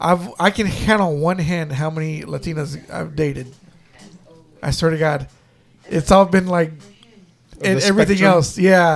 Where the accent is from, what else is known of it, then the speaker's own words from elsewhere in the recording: Haltom City, Texas, United States; I'm from Haltom City